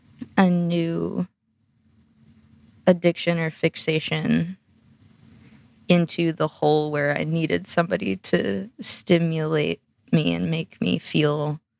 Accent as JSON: {"language": "English", "region": "the American South", "country": "United States", "tie": "born or raised there"}